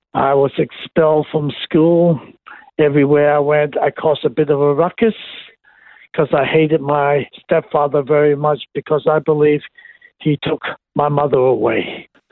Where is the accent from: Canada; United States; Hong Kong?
Hong Kong; I was born and raised in Hong Kong.